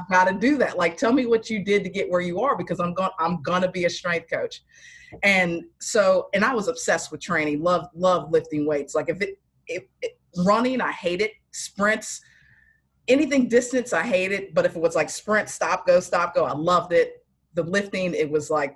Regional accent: near the Outer Banks, North Carolina, United States; I grew up in North Carolina, like right outside the Outer Banks

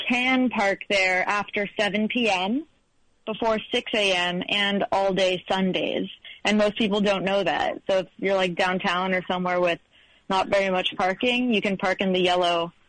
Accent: Los Angeles, California, United States; I'm from Los Angeles

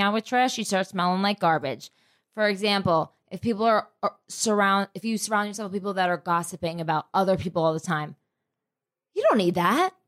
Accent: New Jersey, United States; I am from Jersey

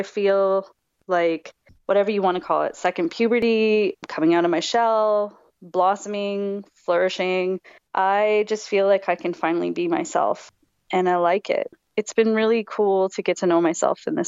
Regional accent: Vancouver Island, British Columbia, Canada; moved away as an adult; now in Montreal, Canada; I'm from Vancouver Island, born and raised there.

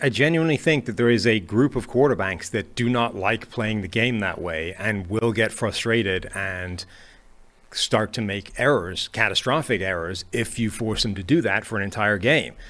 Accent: Ireland; I'm Irish

